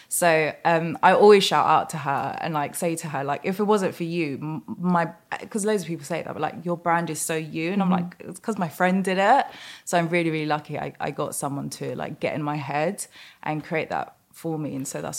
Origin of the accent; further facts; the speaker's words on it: London, United Kingdom; And I want to be like proud that I'm Mauritian and from Southeast London.